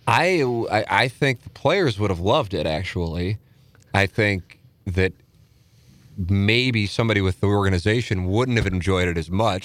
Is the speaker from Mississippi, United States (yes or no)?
no; St. Louis, Missouri, United States; moved away; my hometown